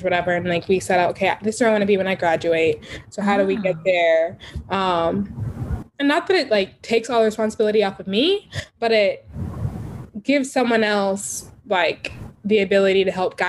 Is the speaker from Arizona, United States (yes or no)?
no; Texas, United States; growing up in Texas